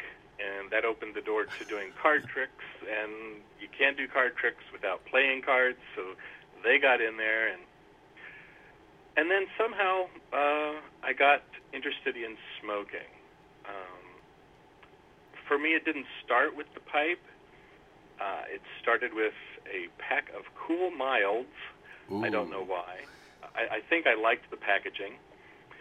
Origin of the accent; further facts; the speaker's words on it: Centralia, Illinois, United States; also born or lived in Elgin, Illinois; I grew up in southern Illinois in a pretty small town called Centralia, about 2 hours north of the southernmost border of the state, and spent most of my childhood there